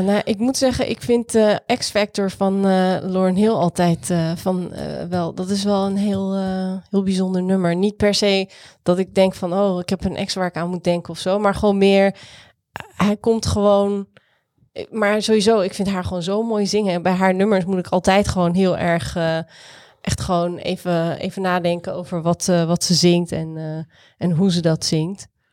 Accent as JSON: {"language": "Dutch", "town": "Rotterdam", "region": "South Holland", "country": "Netherlands", "tie": "born or raised there", "said": "Ik ben wie ik ben omdat ik uit Rotterdam kom en opgegroeid ben in Rotterdam"}